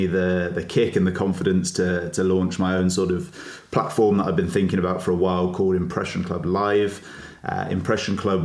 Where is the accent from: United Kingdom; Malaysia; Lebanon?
United Kingdom; Worcester, West Midlands; moved away as an adult; also born or lived in Yorkshire; I'm from Worcester down the road